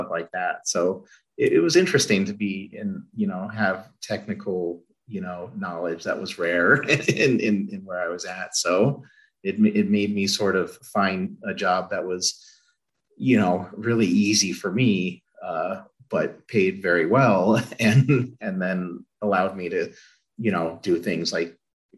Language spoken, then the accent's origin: English; Albuquerque, New Mexico, United States; moved away; Growing up in Albuquerque